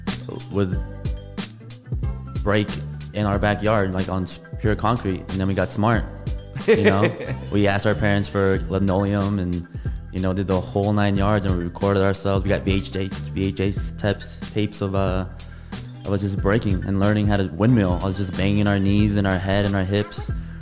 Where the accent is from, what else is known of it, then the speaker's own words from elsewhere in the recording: Las Vegas, Nevada, United States; I was born and raised in Las Vegas. It's going to be 29 years in April for me. here in Vegas.